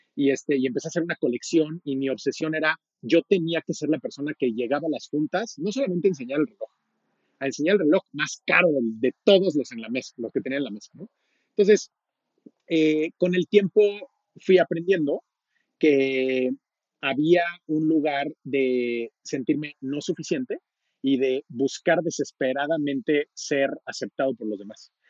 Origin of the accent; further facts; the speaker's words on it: Mexico; yo soy mexicano, tengo 38 años